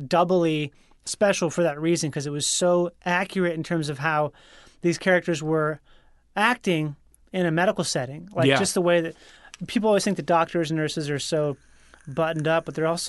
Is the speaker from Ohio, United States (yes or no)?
no; Rochester, Minnesota, United States; because I grew up in Rochester, Minnesota, where the Mayo Clinic is.